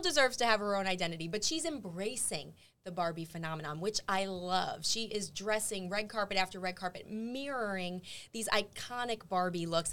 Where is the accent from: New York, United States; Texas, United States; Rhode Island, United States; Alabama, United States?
New York, United States; as a New Yorker